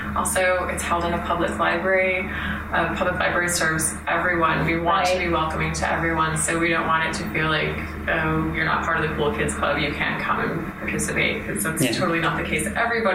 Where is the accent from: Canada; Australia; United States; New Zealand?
United States; Michigan; I'm also from Michigan, and it turns out that Dan doesn't live far from here.